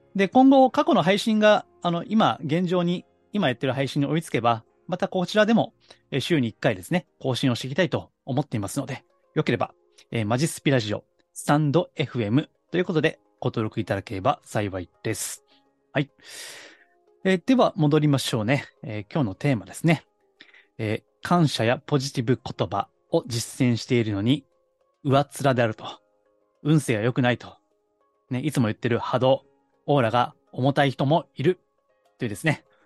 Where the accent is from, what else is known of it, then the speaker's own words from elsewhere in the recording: Kansai, Japan; accent: Kansai dialect; 関西弁もね、もともと関西の出身ですから